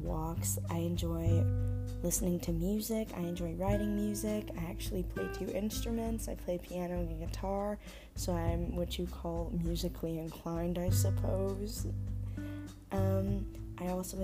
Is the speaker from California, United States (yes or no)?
yes; Long Beach, California, United States; now in San Diego, United States; I'm originally from Long Beach, California